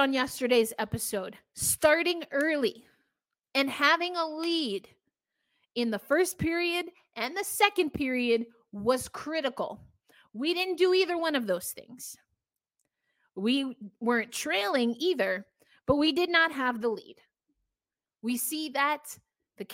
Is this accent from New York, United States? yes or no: yes; New York, United States; I'm from New York